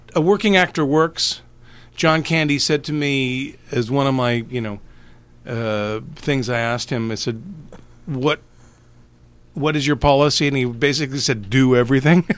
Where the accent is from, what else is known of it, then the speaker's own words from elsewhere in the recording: Canada; born and raised in Canada